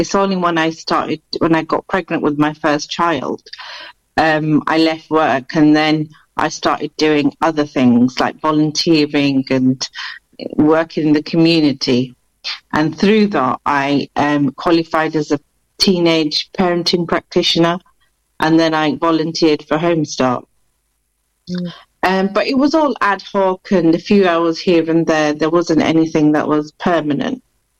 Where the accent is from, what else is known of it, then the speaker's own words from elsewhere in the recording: Bradford, Yorkshire and the Humber, United Kingdom; accent: blended; moved away as an adult; now in Luton, United Kingdom; But I didn't used to live in Luton. I'm a Yorkshire lass, so I'm originally from Bradford.